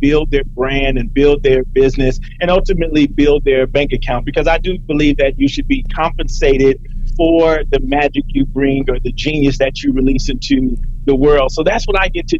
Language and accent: English; Compton, California, United States; I grew up in Compton at a time where they said Compton was literally the worst city in America.